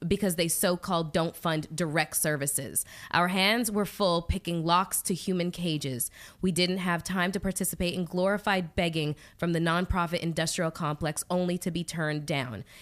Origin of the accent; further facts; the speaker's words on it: Canada; I'm Canadian